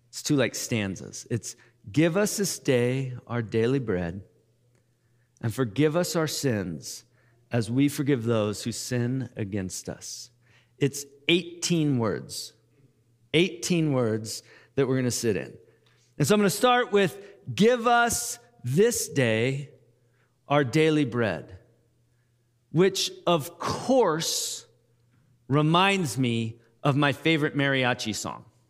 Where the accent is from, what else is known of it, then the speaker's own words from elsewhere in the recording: United States; we're American